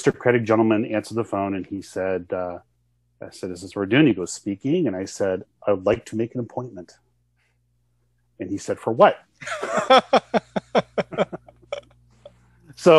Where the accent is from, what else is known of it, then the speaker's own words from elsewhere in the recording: United States; I'm an American